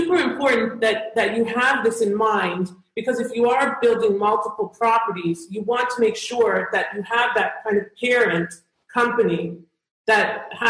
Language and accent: English; Canada; one of the reasons that Canadians love working with me is because I am Canadian.